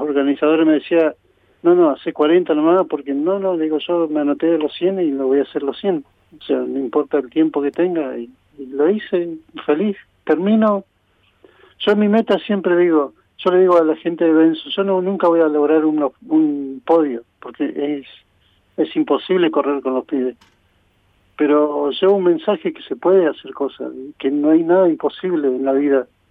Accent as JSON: {"language": "Spanish", "town": "Esquel", "region": "Chubut", "country": "Argentina", "tie": "born or raised there", "said": "soy nativo de acá de Esquel."}